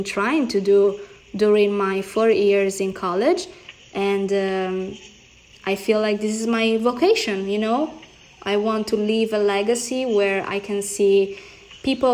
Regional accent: Italy; accent: Italian; English is a second language; moved away as an adult; now in United States; Italian, Brazilian, born and raised in Italy with a Brazilian family, but living in the United States

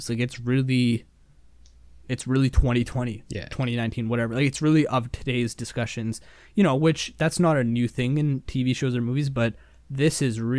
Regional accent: Canada; we're Canadian.

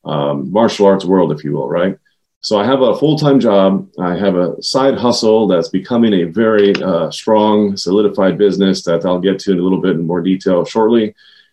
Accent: Silver Spring, Maryland, United States; also born or lived in Washington, D.C.; We grew up in Silver Spring, Maryland, Montgomery County, Maryland, and I've been here all my life

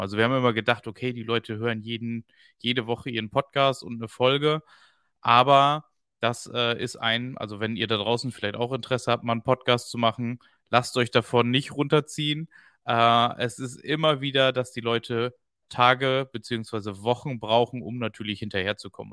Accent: East Frisia, Lower Saxony, Germany; als Ostfriese

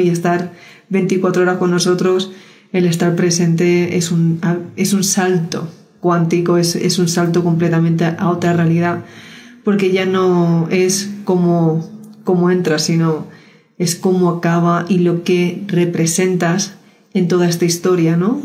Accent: Spain; yo soy española

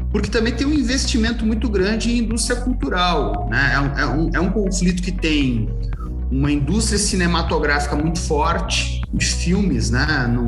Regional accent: Joinville, Santa Catarina, Brazil; na cidade de onde eu, de onde eu venho, Joinville, uh, as histórias familiares são muito mediadas pela Segunda Guerra Mundial.

